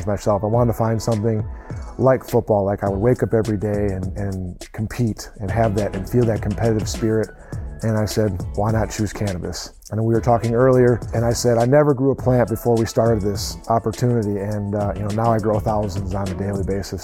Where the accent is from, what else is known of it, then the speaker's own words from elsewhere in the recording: De Pere, Wisconsin, United States; moved away as an adult; also born or lived in Kalamazoo, Michigan / Kalkaska, Michigan; now in Michigan, United States; I grew up in DePere, Wisconsin, which is just a burb of Green Bay